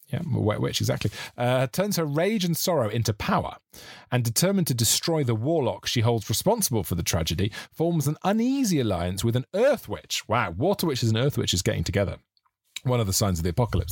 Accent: South Wales, United Kingdom; growing up in South Wales, living with my mum

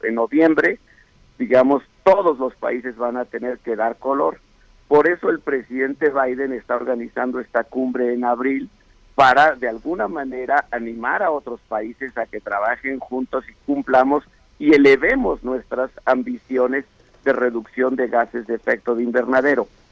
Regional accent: Mexico; como mexicano

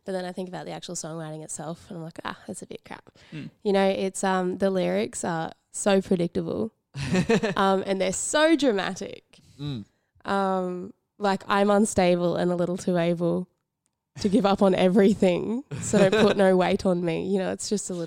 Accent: Gympie, Queensland, Australia; moved away; I grew up in Gympie

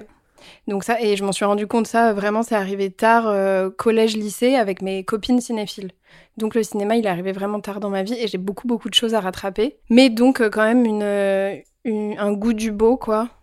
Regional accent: Paris, Île-de-France, France; also born or lived in Vietnam; je suis rentrée à Paris et donc j'ai eu une enfance parisienne et j'ai vécu dans Paris, dans le 15e.

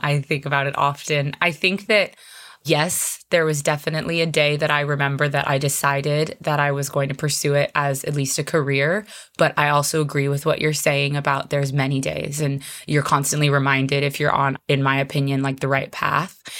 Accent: Arizona, United States; moved away as an adult; now in Hawaii, United States; I'm actually originally from Arizona, which is a landlocked state

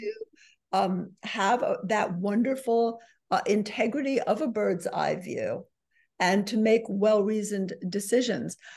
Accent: New York City, New York, United States; I'm a New Yorker

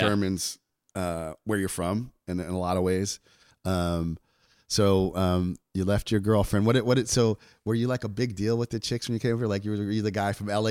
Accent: New Jersey, United States; I'm from New Jersey

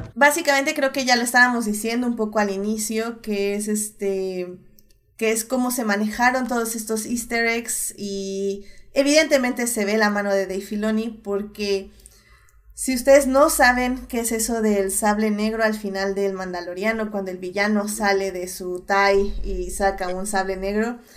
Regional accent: Mexico

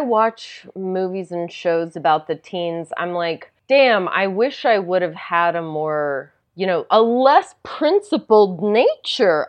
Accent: Tennessee, United States; where I grew up in Tennessee

